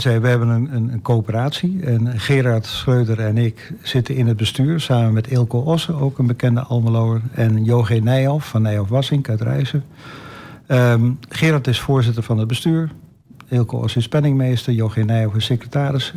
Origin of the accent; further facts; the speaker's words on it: Netherlands; als Nederlander